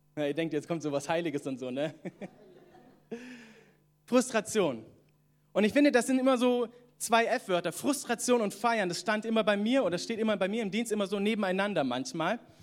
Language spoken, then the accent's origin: German; Southern Germany, Germany; moved away as an adult; also born or lived in Atlanta, United States; now in Northern Germany; ich komme ja ursprünglich aus Süddeutschland